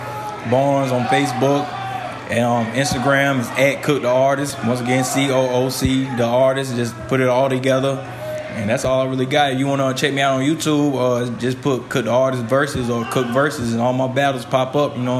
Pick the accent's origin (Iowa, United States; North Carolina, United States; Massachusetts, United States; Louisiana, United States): North Carolina, United States; now in Wake Forest, United States; I'm originally from Gettysburg, North Carolina. That's in 252. I'm staying in Wake Forest right now, though.